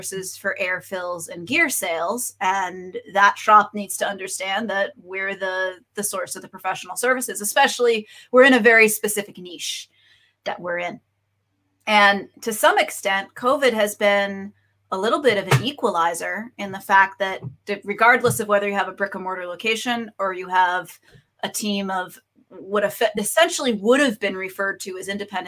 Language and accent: English; Boston, Massachusetts, United States; also born or lived in Kona; now in Florida, United States; I'm originally from Boston.